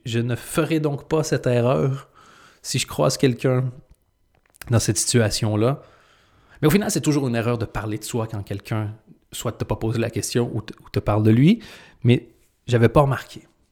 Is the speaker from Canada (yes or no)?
yes; Canada; now in Belgium; j'ai deux nationalités. Je suis canadien et je suis belge. Quand je suis devenu belge